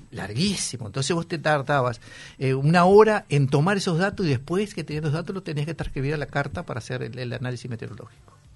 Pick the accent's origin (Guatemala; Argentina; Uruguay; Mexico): Uruguay; Sarandí del Yí, Durazno; also born or lived in Buceo, Montevideo; now in Montevideo, Uruguay; yo soy de Sarandiel